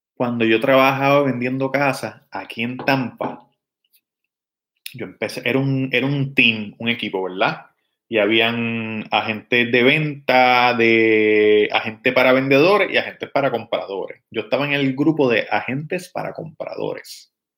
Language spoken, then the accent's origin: Spanish; Levittown, Toa Baja, Puerto Rico; Cuando yo nací, eh, vivíamos en el condominio Lagos del Norte, en Levitown